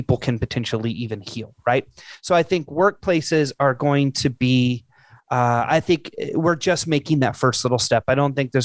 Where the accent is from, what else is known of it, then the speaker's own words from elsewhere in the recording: Illinois, United States; moved away; I'm originally from Illinois.